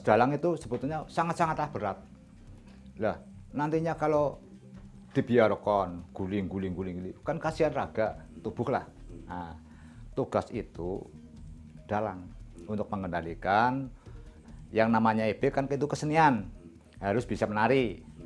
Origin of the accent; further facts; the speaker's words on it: Banyumas, Central Java, Indonesia; Kita sebagai orang Jawa atau orang Banyumas